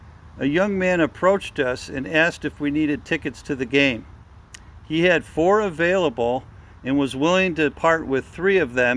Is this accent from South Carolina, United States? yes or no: no; Elmhurst, Illinois, United States; I grew up in Elmhurst, Illinois